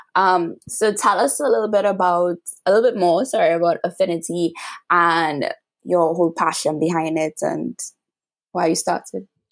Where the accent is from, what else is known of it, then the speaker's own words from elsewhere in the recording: Trinidad & Tobago; I'm from Trinidad and Tobago by my accent